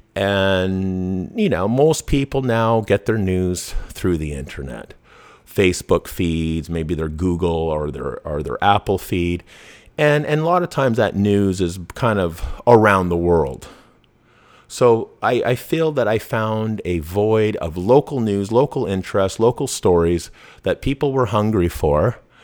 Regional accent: Vancouver, British Columbia, Canada; I grew up in Vancouver, I grew up in B C

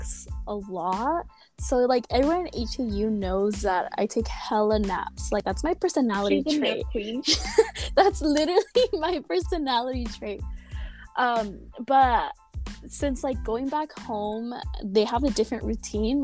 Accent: Santa Barbara, California, United States; I'm from Santa Barbara, which is a totally, like, beach town

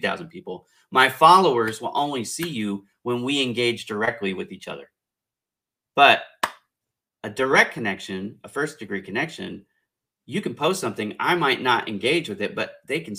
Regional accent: California, United States; I'm from California

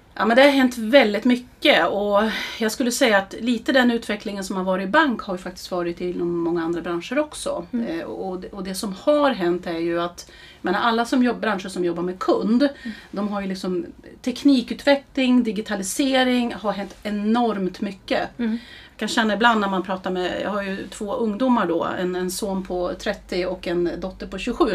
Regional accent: Eskilstuna, Södermanland, Sweden; also born or lived in Härnösand; är en Eskilstuna-tjej. Eh, vi flyttade ner hit min familj från Härnösand när jag skulle börja ettan

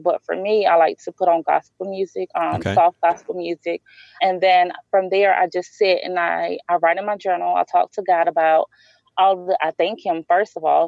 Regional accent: New Orleans, Louisiana, United States; my hometown

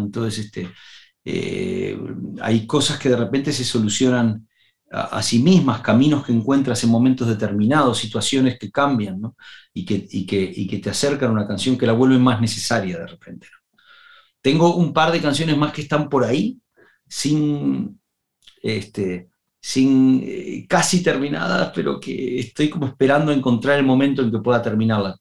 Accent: Uruguay; moved away; Me había ido de Uruguay y tenía nostalgia de mi tierra

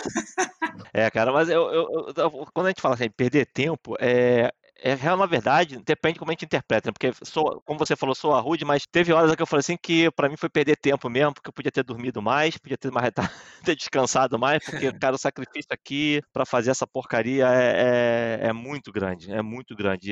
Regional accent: Brazil; now in Netherlands; apesar de eu estar na Holanda e competir pela Holanda, eu também sou brasileiro.

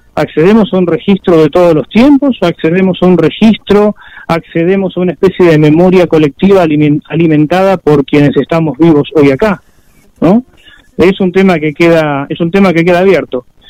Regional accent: Chaco, Argentina; yo nací en el Chaco

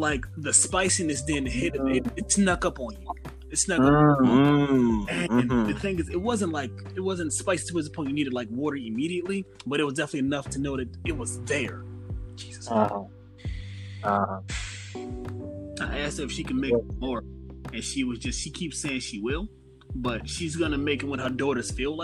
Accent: the South, United States; I'm from the South. We grew up off of that.

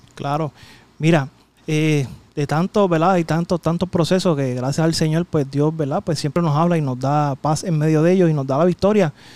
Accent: San Juan, Puerto Rico; yo soy de Llorentorre

